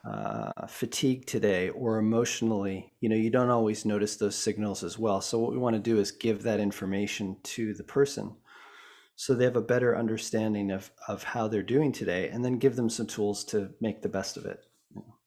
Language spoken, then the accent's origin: English; Boulder, Colorado, United States; also born or lived in Vancouver, British Columbia, Canada; I was born in Vancouver, B C, um, but actually grew up in Boulder, Colorado